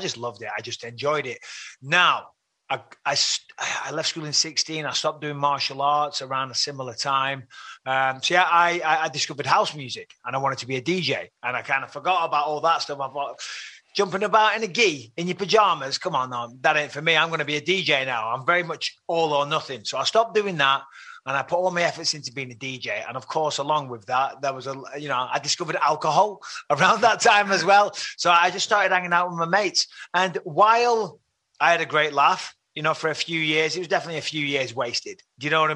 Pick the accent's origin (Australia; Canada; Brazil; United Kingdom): United Kingdom; Clitheroe, North West England; Growing up in Clitheroe, it's a lovely, nice, old-fashioned market town